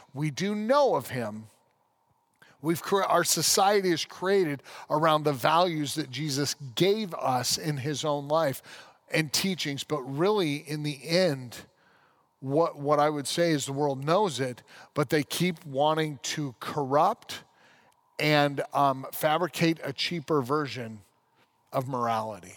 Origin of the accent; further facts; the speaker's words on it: United States; As an American